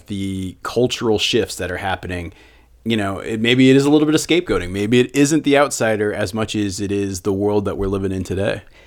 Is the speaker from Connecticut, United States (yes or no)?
yes; central Connecticut, United States; moved away; my hometown that I grew up in in central Connecticut